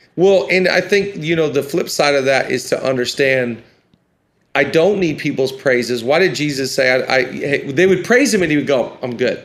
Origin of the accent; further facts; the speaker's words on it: Washington, United States; I'm from Washington.